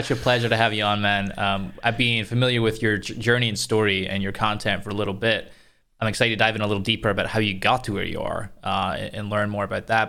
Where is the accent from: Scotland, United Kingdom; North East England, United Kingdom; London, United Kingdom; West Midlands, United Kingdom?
Scotland, United Kingdom; coming from Scotland